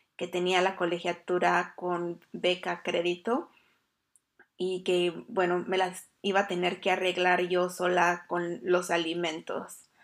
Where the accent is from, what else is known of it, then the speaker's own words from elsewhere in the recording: Mexico; now in Iceland; Soy …, una mujer emprendedora y administradora de un hogar, transmitiendo desde Islandia